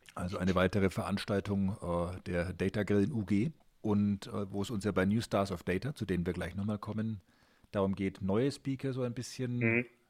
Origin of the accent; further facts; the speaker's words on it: Nuremberg, Bavaria, Germany; bei uns in Nürnberg